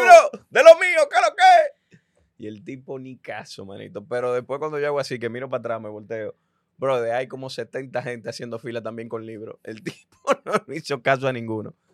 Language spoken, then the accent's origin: Spanish; Dominican Republic; en mi país, República Dominicana